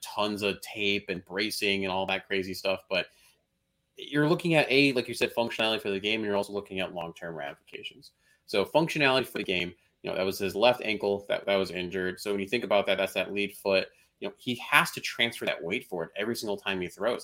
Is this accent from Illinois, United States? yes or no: yes; Chicago, Illinois, United States; as a Chicagoan